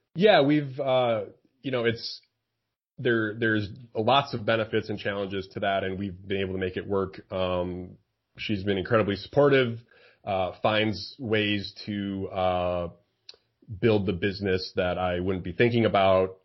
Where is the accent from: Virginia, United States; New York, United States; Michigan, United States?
Michigan, United States; also born or lived in Seattle; I'm from Michigan